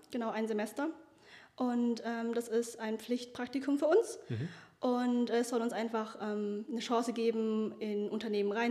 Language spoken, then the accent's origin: German; Konstanz, Baden-Württemberg, Germany; ich komme gar nicht von hier, ich komme aus Konstanz und mache hier mein Praktikum beziehungsweise habe es gemacht jetzt.